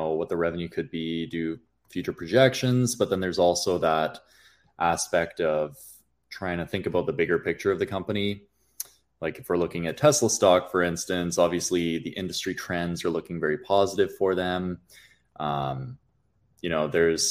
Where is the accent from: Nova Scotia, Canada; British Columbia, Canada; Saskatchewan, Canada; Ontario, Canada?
British Columbia, Canada; Kelowna; moved away as an adult; also born or lived in Alberta; I ended up growing up in Kelowna, British Columbia